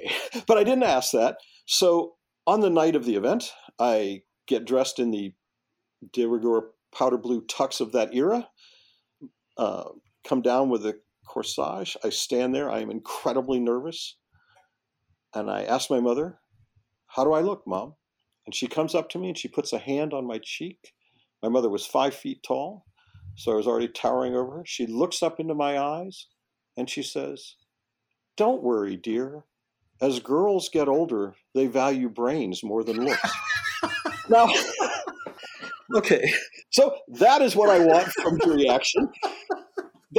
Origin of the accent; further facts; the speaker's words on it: Florida, United States; Ninth grade, where I grew up in Florida, was still middle school.